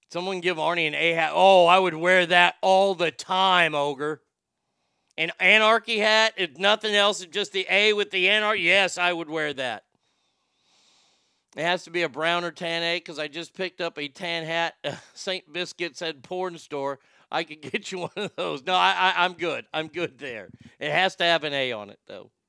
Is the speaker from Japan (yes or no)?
yes; Japan; that was an easy Texas question, and I'm from Japan